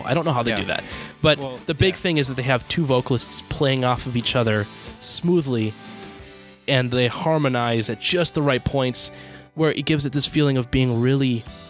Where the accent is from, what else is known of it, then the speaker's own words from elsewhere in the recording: United States; I'm American